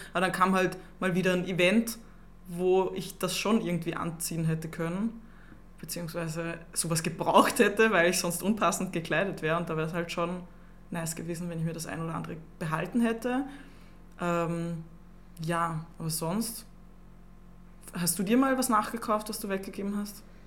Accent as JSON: {"language": "German", "region": "Upper Austria", "country": "Austria", "moved": "as an adult", "lives_now": "Vienna, Austria", "said": "ich komme aus Oberösterreich. Ich bin selber erst seit drei Jahren in Wien"}